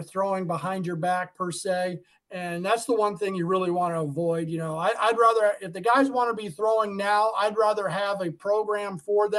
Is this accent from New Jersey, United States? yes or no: no; Arizona, United States; when I grew up out in Arizona